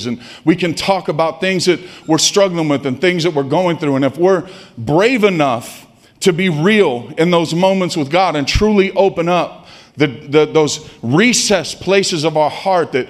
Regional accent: Stockton, California, United States; I grew up in Stockton.

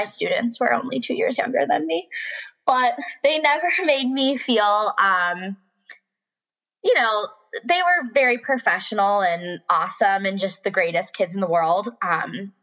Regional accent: Buffalo, New York, United States; moved away as an adult; now in Richmond, United States; I'd never really left my hometown.

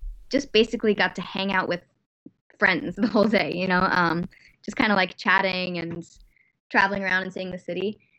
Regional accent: United States; moved away as an adult; as an American, you know, where we talk to strangers on the street and we smile naturally

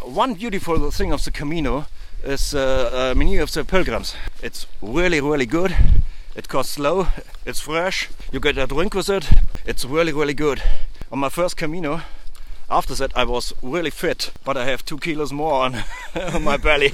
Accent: Lower Bavaria, Germany; first language German; English is a second language; I'm from Lower Bavaria. It's uh, in Germany

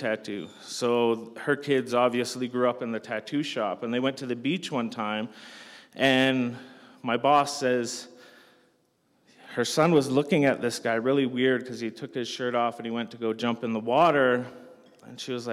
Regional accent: Canada; I'm from Canada

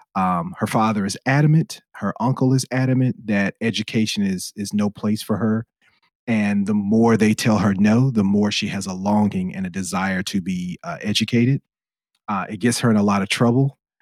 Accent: United States; I'm an American

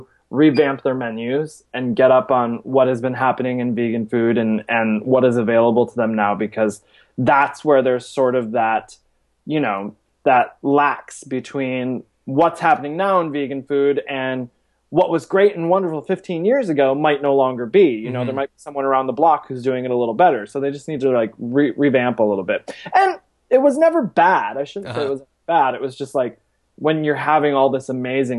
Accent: Michigan, United States; also born or lived in Seattle / Chicago / Atlanta; now in New York, United States; I'm from Michigan originally. I've been in New York probably now for about 10 years.

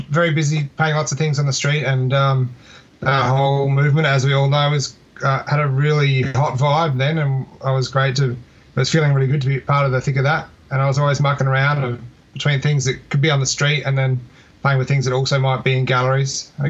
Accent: Adelaide, South Australia, Australia; also born or lived in Melbourne; I'm originally from Adelaide, yeah. So that when I met you in 2004, I'd only really been in Melbourne for a few years at that point. And then um, in 2007, I moved back to Adelaide.

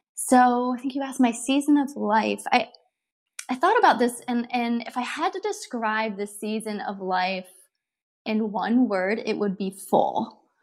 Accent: Ohio, United States; moved away as an adult; now in Southern California, United States; I'm from Ohio. I am a far far away from home because we live in Southern California now, but um, from Ohio and a farm girl at heart. And I married my high school sweetheart.

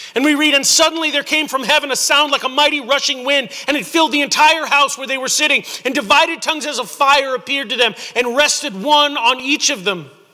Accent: Houston, Texas, United States; also born or lived in Rosenberg, Texas; I grew up in Houston

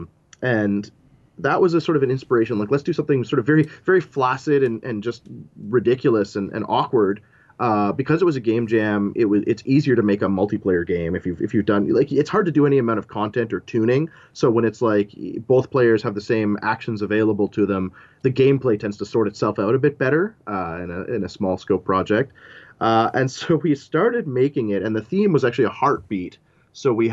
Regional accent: Ottawa, Ontario, Canada; I'm from Ottawa. As much as I can, I will probably stay here my whole life

